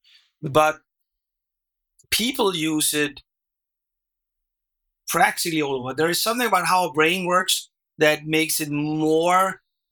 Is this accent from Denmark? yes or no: yes; Denmark; first language Danish; English is a second language; my first language, which is Danish